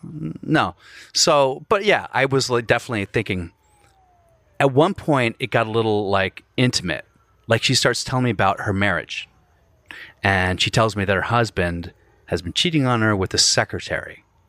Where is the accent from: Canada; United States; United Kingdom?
United Kingdom; Glasgow, Scotland; She goes, oh, where are you from? I said, oh, I'm from Glasgow.